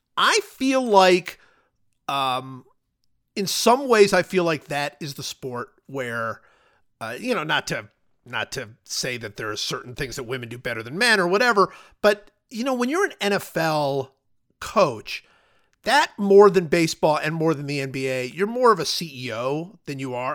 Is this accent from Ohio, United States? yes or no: yes; Cleveland, Ohio, United States; moved away; also born or lived in Kansas City; I grew up in Cleveland